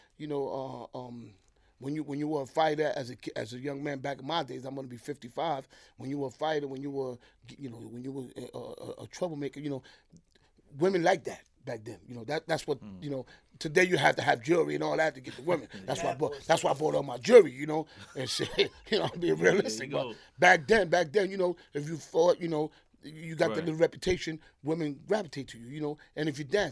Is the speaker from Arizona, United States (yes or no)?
no; New York City, New York, United States; I'm a Brooklyn boy